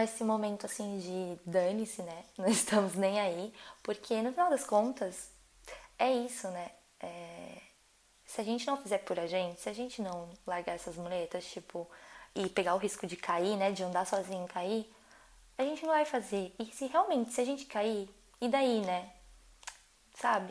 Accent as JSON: {"language": "Portuguese", "country": "Brazil", "moved": "as an adult", "lives_now": "France", "said": "sou brasileira"}